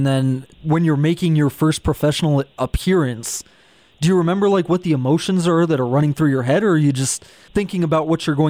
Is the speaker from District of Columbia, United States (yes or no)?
yes; Washington, District of Columbia, United States; moved away; my hometown team, actually, the Washington Spirit, all the way over there on the East Coast.